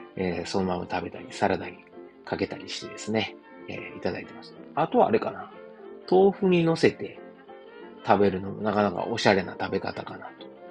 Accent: Osaka, Japan; moved away as an adult; now in Germany; 自分の実家であるですね、駒川あずまや、はい、親父とおかんがやってる、えー、大阪、駒川いうところでね

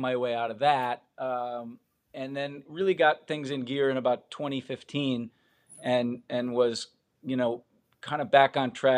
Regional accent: Midwest, United States; I'm from the Midwest originally, moved around a ton as a kid. I think 11 times before I was 15.

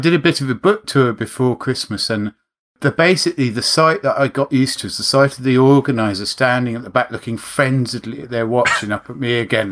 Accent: London, United Kingdom; also born or lived in Rotherhithe, London; I'm from Putney

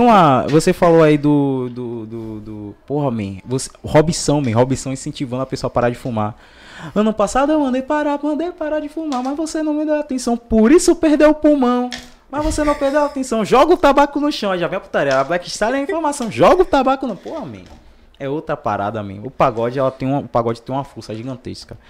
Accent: Salvador, Bahia, Brazil; eu sou do João Velho de Brotas

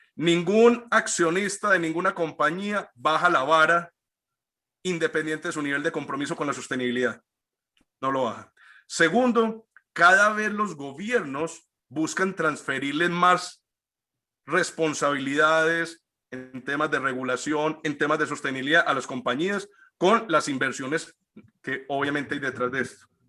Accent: Colombia; todos los que somos colombianos

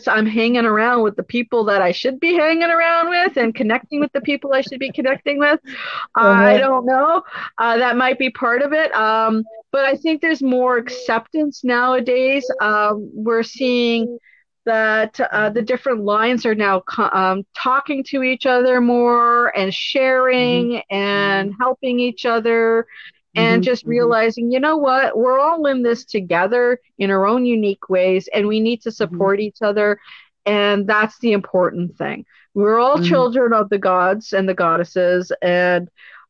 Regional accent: Canada; We are not Americans. We're Canadian. We're proud to be Canadian.

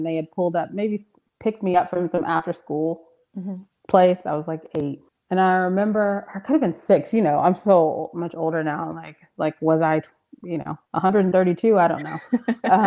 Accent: Marietta, Georgia, United States; I'm from Marietta. My dad's from South Atlanta

